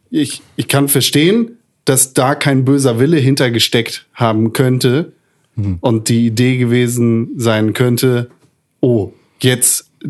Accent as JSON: {"language": "German", "region": "Northern Germany", "country": "Germany", "said": "wir kommen aus Norddeutschland, wir haben keine Ahnung von eurem dummen Karneval"}